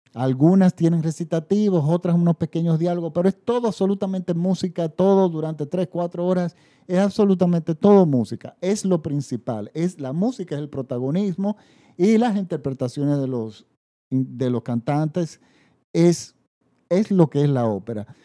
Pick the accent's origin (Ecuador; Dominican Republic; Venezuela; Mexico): Dominican Republic; en mi país, la República Dominicana, que no tenemos tradición de musical